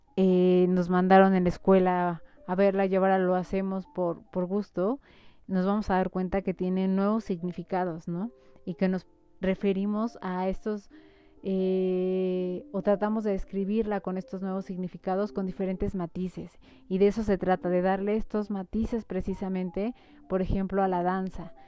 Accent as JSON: {"language": "Spanish", "country": "Mexico", "said": "las costumbres que tenemos como mexicanos"}